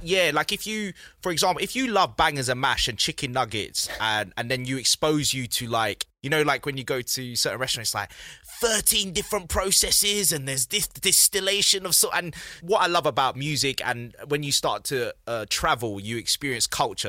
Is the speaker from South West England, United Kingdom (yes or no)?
no; London, United Kingdom; I grew up in South London